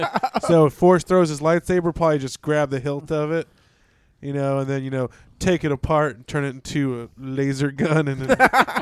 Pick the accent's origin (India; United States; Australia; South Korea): India; I am from India.